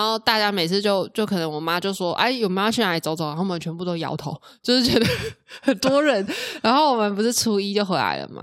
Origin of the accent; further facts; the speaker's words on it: central Taiwan, Taiwan; moved away as an adult; also born or lived in Taoyuan; now in Hsinchu, Taiwan; 以前我也是在中部长大的小孩啦